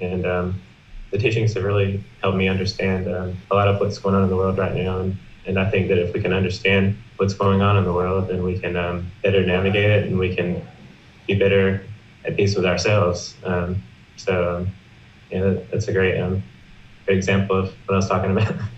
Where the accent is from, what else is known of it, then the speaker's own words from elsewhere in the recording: South Carolina, United States; I'm from South Carolina in America